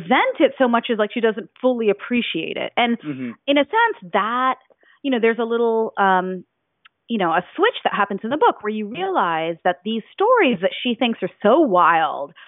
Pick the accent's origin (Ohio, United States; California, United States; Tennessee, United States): Ohio, United States; also born or lived in New Jersey; I grew up in Ohio and New Jersey